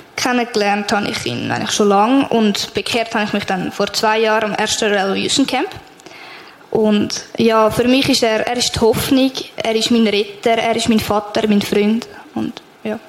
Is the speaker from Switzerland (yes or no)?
yes; Rüti, Switzerland; ich komme von Rüti, mache ein Praktikum in einer Krippe